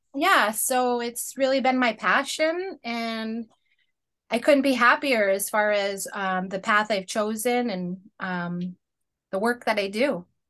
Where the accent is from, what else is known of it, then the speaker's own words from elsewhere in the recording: Penobscot Nation, Northeast, United States; I am Penobscot of the Penobscot Nation, which is, uh, First Peoples here of the Northeast